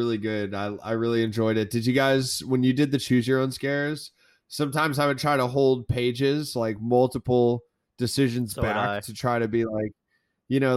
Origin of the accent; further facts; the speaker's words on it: Florida, United States; I am from Florida